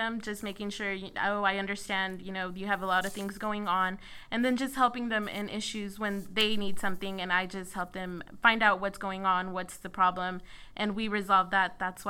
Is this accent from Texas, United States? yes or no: yes; Houston, Texas, United States; I'm actually born and raised in Houston